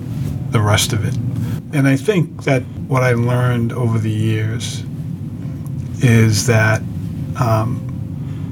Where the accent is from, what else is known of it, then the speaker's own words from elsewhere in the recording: Boston, Massachusetts, United States; I grew up in Savin Hill in St. William's Parish